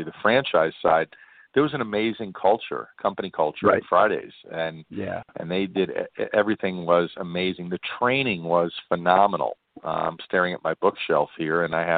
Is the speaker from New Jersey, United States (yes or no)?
no; Long Island, New York, United States; moved away as an adult; also born or lived in Brooklyn, New York; now in Las Vegas, United States; I grew up in New York, born in Brooklyn, grew up in Long Island